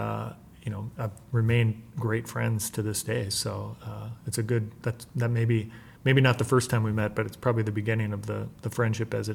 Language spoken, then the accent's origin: English; Minnesota, United States; I'm from Minnesota and I had worked in this area